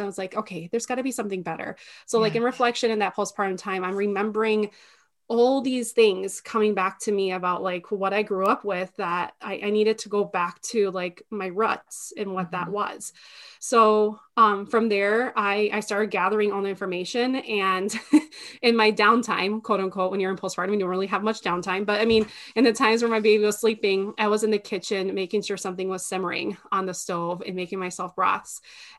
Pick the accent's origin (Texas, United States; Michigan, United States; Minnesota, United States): Minnesota, United States; We're here from Minnesota, and my husband and I recently got married